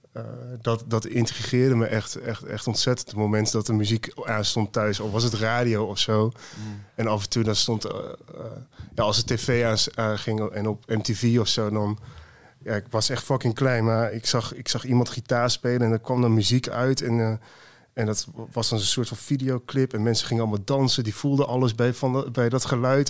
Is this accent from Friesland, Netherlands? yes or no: no; Twello, Gelderland, Netherlands; also born or lived in Deventer / Amsterdam / Haarlem; ik ben opgegroeid in Twello dorpje ernaast